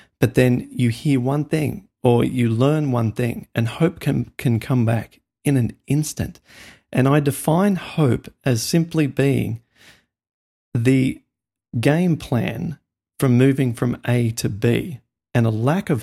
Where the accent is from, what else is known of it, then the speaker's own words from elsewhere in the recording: outback past Dubbo, New South Wales, Australia; moved away as an adult; now in United States; as an Australian, we grew up with like the world's deadliest snakes, dangerous spiders